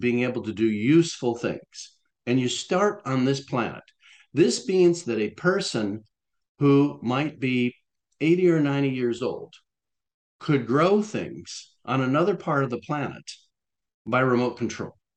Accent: Florida, United States; when I was growing up in Florida, uh, in elementary school

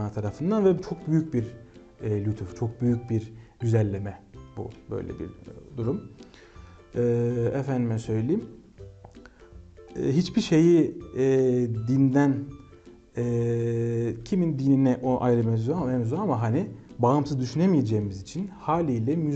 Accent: Kahramanmaraş, Turkey; moved away as an adult; also born or lived in Istanbul / Ankara; now in Tokat, Turkey; E, 1995 İstanbul doğumluyum. Memleketim Kahramanmaraş.

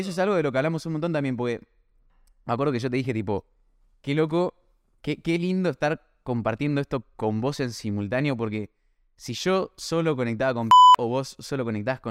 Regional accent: Buenos Aires, Argentina; nosotros somos de Buenos Aires

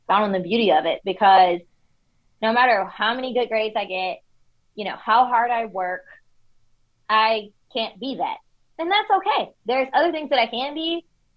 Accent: Detroit, Michigan, United States; moved away as an adult; also born or lived in Washington, D.C.; now in Texas, United States; I grew up in Detroit

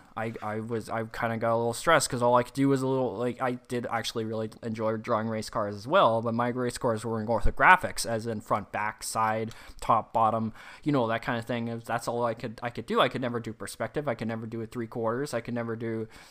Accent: Canada; accent: Canadian English; first language English; I'm obviously English born, uh, Canadian English

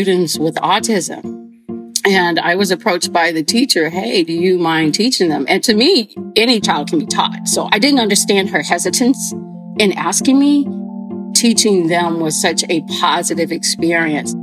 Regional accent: Houston, Texas, United States; I grew up right here in Houston, Texas, on the southeast end of Houston, Texas

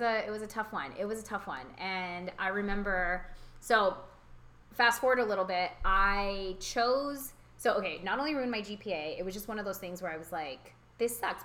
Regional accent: California, United States; born or raised there; also born or lived in Houston, Texas

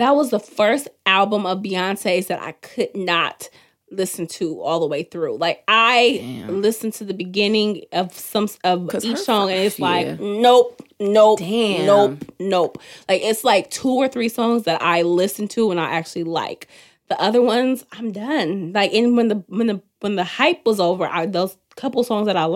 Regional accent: Oakland, California, United States; I'm from Oakland, from the West Coast.

